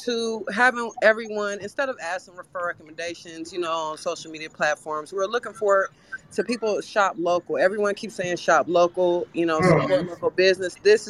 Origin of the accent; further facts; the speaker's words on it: Wichita, Kansas, United States; now in Phoenix, United States; We are currently in Phoenix, Arizona. That's what I'm talking about. But we are from Wichita, Kansas.